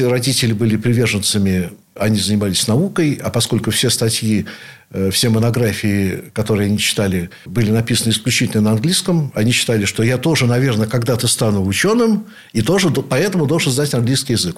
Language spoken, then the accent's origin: Russian; Saint Petersburg, Russia; являюсь потомственным ленинградцем, теперь уже санкт-петербуржцем, наверное, в седьмом поколении